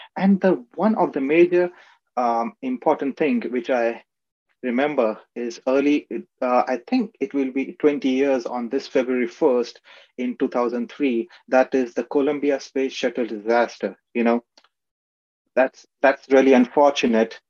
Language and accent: English; Aurangabad, Maharashtra, India; moved away; also born or lived in Ratnagiri, Maharashtra, India; I was born in Ratnagiri, which is a coastal area in Maharashtra, which is in India. But I was raised in Aurangabad